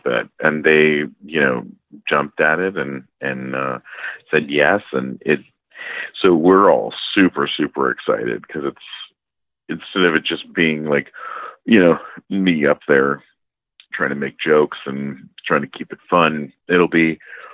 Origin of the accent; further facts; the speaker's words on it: San Diego, California, United States; also born or lived in London, Ontario, Canada; went to school and grew up in San Diego